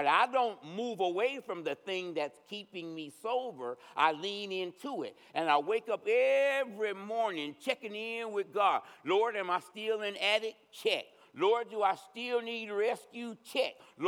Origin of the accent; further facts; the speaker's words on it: United States; We were raised in America, this fiercely independent nation